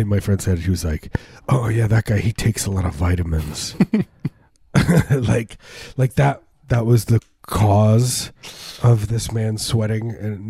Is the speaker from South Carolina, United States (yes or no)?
no; suburbs of Chicago, Illinois, United States; moved away; I grew up in the Midwest. I grew up, you know, suburbs of Chicago